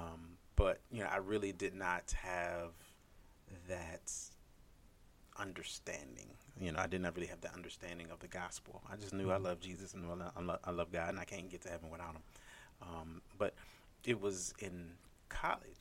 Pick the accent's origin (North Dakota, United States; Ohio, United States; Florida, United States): Ohio, United States; Cleveland Heights; I am originally from a city called Cleveland, the suburb, actually, is more specifically Cleveland Heights. So, yeah, I was raised there